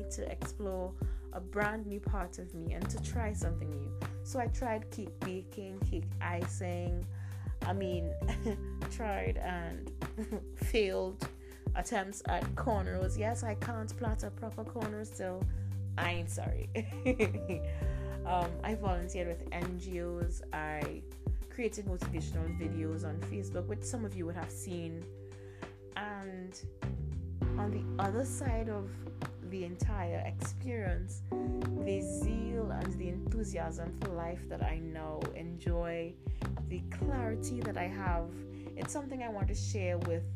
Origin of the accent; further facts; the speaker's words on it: Trinidad & Tobago; I'm from the Caribbean, a Caribbean millennial from Trinidad and Tobago.